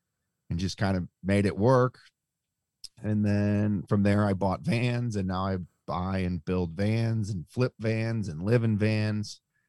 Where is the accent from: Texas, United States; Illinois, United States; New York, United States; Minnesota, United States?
New York, United States; Buffalo; No, I'm born and raised in Buffalo, New York.